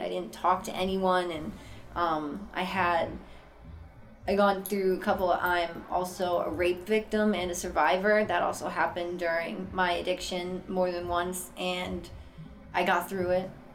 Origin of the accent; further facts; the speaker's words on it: Boston, Massachusetts, United States; I'm originally from Boston, Massachusetts, born and raised